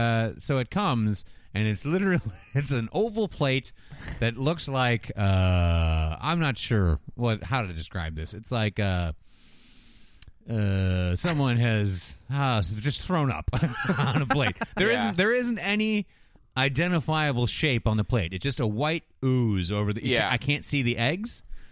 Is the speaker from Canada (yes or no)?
yes; Canada; I know we're from Canada, yeah.